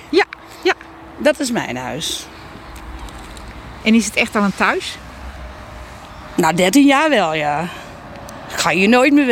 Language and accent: Dutch; Ouderkerk aan de Amstel, North Holland, Netherlands; also born or lived in Almere; Ik, ik ben geboren en getogen in Oudekerk in Amstel. Dat ligt onder Amsterdam. Ik heb 25 jaar in, in Amsterdam gewoond.